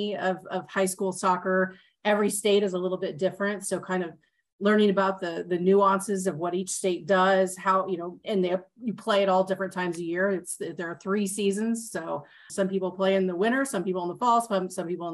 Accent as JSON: {"language": "English", "region": "Kansas", "country": "United States", "tie": "born or raised there", "said": "I grew up here in a suburb of Kansas City. I went to Shawnee Mission East High School"}